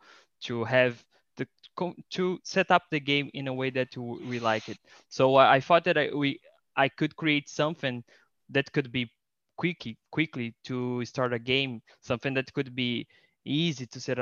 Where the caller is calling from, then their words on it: Rio de Janeiro, Brazil; I am talking from Rio de Janeiro in Brazil.